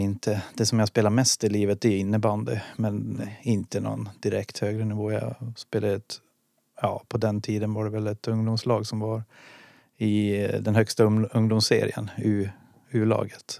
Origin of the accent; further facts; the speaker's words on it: Dala-Husby, Dalarna County, Sweden; also born or lived in Boden / Karungi / Stockholm; now in Gävle, Sweden; Jag kommer från Dala Husby utanför Hedemora. Så där växte jag upp.